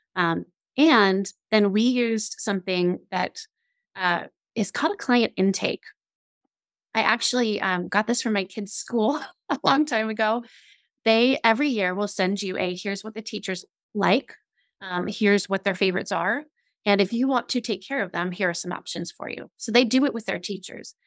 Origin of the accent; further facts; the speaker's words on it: Scotland, United Kingdom; now I'm I'm Scottish